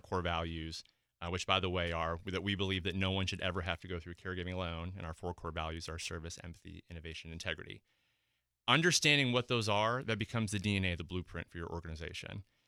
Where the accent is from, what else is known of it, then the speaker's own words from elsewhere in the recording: Midwest, United States; moved away; I'm originally from the Midwest